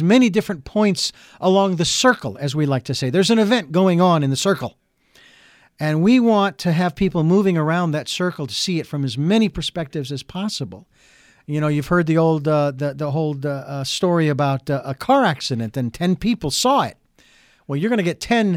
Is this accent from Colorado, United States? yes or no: no; Phoenix, Arizona, United States; I'm from Phoenix, Arizona. I'm a native-born Phoenician